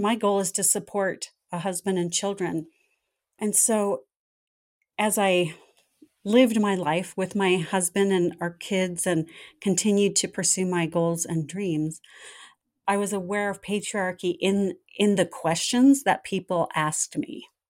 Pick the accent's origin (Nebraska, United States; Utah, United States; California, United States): California, United States; Southern; I grew up in Southern California, right in the heart of the entertainment industry